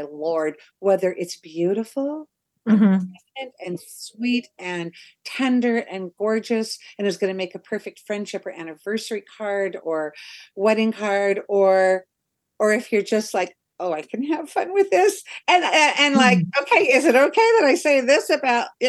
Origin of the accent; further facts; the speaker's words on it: Portland, United States; moved away; I'm from Portland.